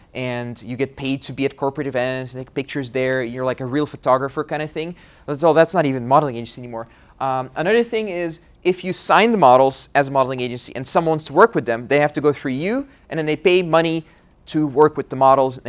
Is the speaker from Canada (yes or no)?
no; Russia; English is a second language; I'm from Russia.